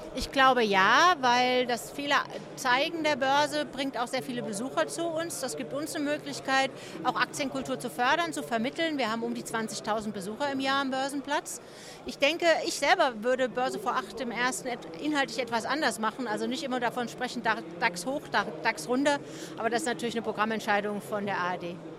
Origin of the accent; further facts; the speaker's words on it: Germany; wir Deutschen